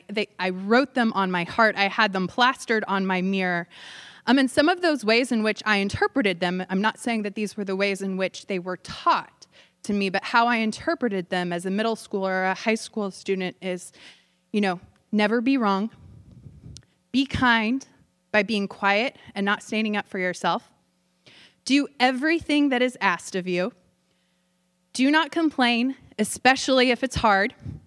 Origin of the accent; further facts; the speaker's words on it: Tulsa, Oklahoma, United States; I grew up in Tulsa, Oklahoma, talking about the buckle of the Bible Belt.